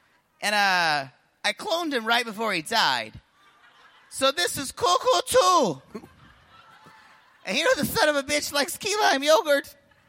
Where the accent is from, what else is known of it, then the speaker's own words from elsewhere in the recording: Grand Rapids, Michigan, United States; Because I'm from Michigan. I'm from Grand Rapids.